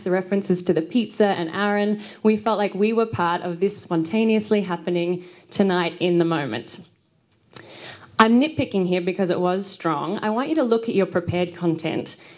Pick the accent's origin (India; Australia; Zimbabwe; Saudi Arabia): Australia; I'm from Australia